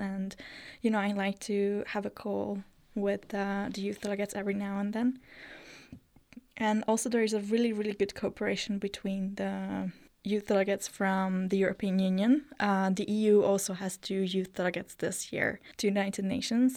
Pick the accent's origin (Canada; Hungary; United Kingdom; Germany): Hungary; Eger, Heves; also born or lived in Switzerland; I myself also grew up in the rural area in Hungary. I'm from Eger, which is, if you don't know, it's the northern part